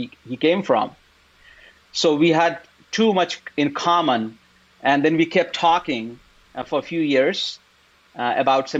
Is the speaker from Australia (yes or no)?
no; India; moved away as an adult; now in United States; I grew up in India. And then after having done engineering work for about 5-6 years, then I came here for master's to the US.